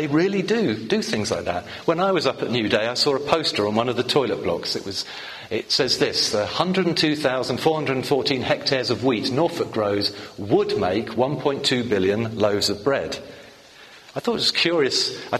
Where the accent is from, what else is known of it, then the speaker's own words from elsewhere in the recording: The Hague, South Holland, Netherlands; born there; moved away; I'm a migrant, according to the recent campaigns, because I was born abroad. I was born in The Hague, or Den Haag, as you say it properly, or something like that anyway.